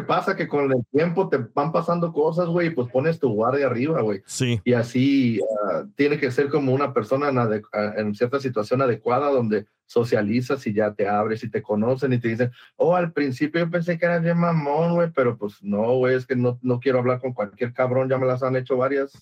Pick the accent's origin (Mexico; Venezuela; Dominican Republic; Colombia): Mexico; Veracruz; moved away; Yo soy de Veracruz